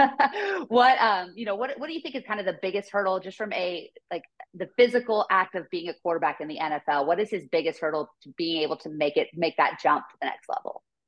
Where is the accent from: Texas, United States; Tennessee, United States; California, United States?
California, United States; Northern; born or raised there